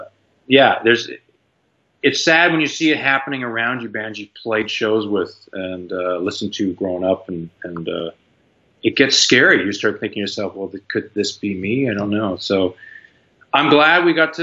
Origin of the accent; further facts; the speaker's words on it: Canada; moved away as an adult; now in United States; I grew up in Canada